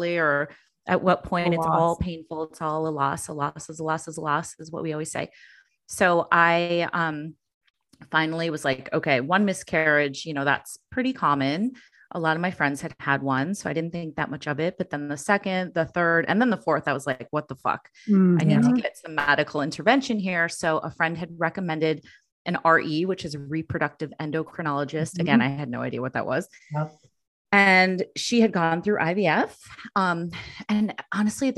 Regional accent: Chicago, Illinois, United States; moved away as an adult; now in New York, United States; We had moved here from Chicago, my hometown

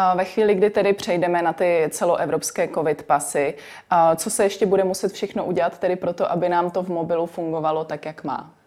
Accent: Czechia; my jako Češi

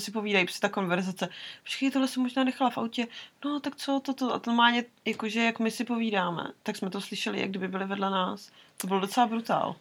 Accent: Czechia; Z Česka

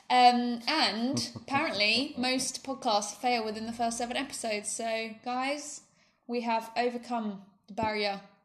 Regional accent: United Kingdom; now in Spain; We're a British couple living in Spain

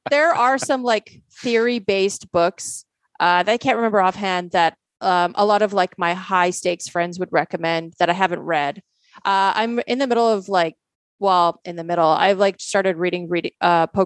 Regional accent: Poland; born there; some people don't know I was born in Poland

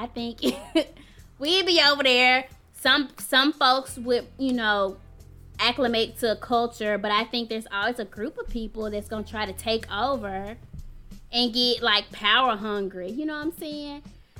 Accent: United States; we are Black, but we're also American

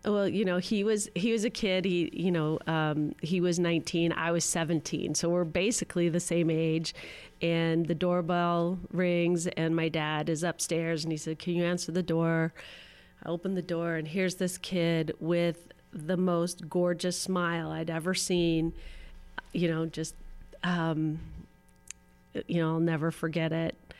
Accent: Los Angeles, California, United States; I grew up in Pacific Palisades

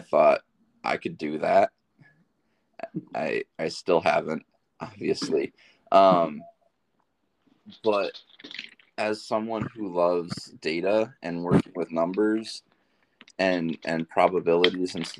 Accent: Grand Rapids, Michigan, United States; moved away as an adult; now in Portales, United States; I'm originally from Grand Rapids, Michigan.

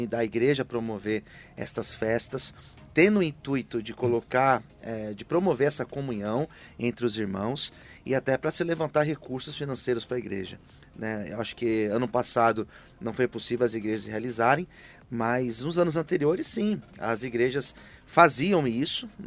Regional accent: São Paulo, Brazil; eu, sou mais simples, ah

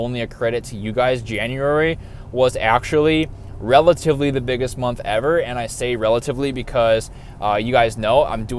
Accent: North Dakota, United States; moved away as an adult; also born or lived in Nebraska; now in Austin, United States; I grew up in North Dakota, and at the age of 18 years old, moved to Nebraska for schooling and stayed there until I was 24

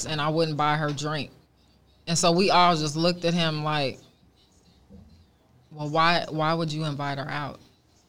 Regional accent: Oakland, California, United States; born and raised in Oakland

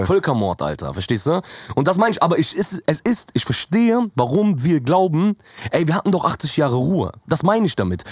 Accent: Jordan; now in Germany; bei uns in Jordanien

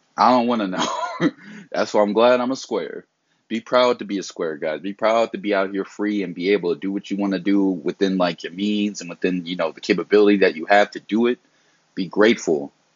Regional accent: the South, United States; I was raised, you know, I'm from the South.

